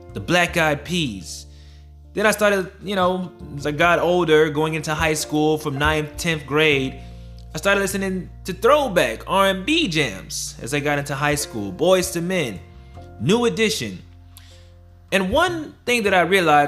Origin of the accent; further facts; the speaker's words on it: Broward County, Florida, United States; I grew up in Broward County, I grew up from the east side